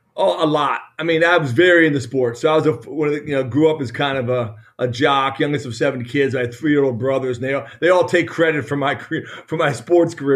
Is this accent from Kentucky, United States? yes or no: no; Maryland, United States; moved away as an adult; also born or lived in Indiana / Michigan; born and raised in Maryland